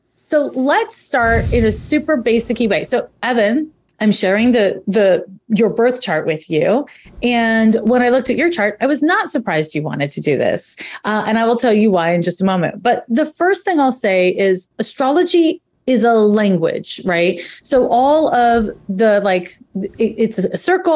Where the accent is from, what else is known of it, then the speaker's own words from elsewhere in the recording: Montreal, Quebec, Canada; moved away as an adult; I'm originally from Montreal, Quebec, and we have a different school system there.